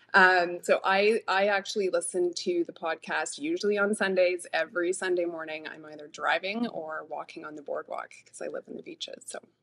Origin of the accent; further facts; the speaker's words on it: Toronto, Ontario, Canada; I was born and raised in Midtown Toronto